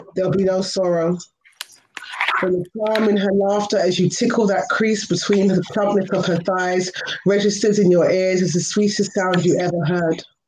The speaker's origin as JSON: {"language": "English", "region": "London", "country": "United Kingdom", "said": "I'm from London, so it's one a.m. here."}